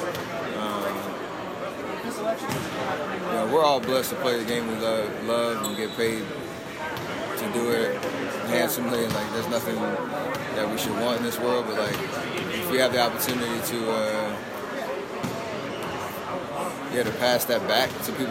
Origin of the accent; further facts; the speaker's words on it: Charlotte, North Carolina, United States; growing up in Charlotte